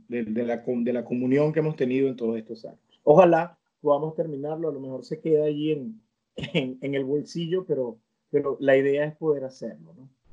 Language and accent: Spanish; Venezuela; moved away; el vínculo con mi tierra, con mi gente